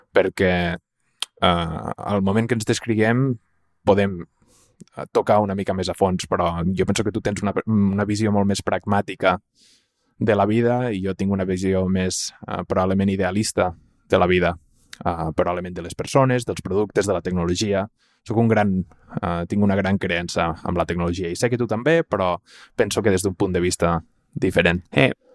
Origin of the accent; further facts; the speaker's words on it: Tàrrega, Catalonia, Spain; sóc de Tàrrega